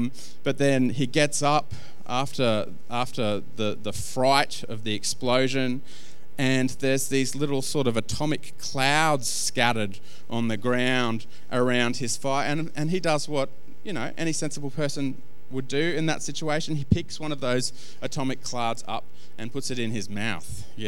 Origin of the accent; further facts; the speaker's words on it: Australia; Jono, I'm Australian. People have been shoving those things, you know, into my mouth at any given moment for the whole of my life. In fact, I think premature babies in this country get